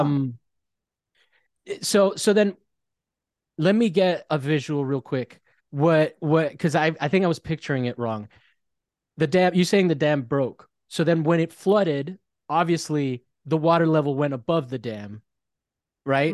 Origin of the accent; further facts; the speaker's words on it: Florida, United States; now in Los Angeles, United States; I'm from Florida, so it's all flat there